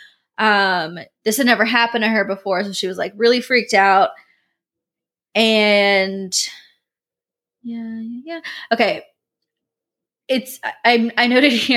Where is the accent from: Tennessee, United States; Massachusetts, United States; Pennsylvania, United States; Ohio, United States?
Pennsylvania, United States; moved away; My hometown is in Pennsylvania